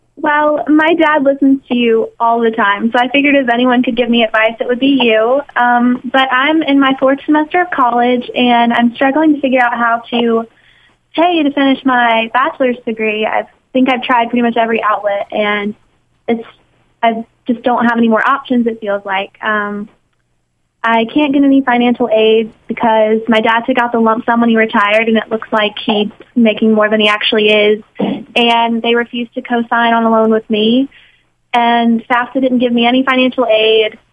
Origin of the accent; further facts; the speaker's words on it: Mississippi, United States; moved away as an adult; now in New York, United States; I'm from Mississippi